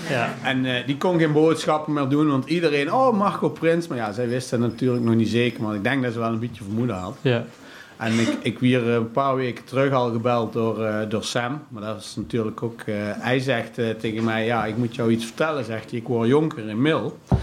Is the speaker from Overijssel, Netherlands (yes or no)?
no; Zeeland, North Brabant, Netherlands; also born or lived in Langenboom / Wanroij; wij hebben altijd gewoond op de Witte Dellen in Zeeland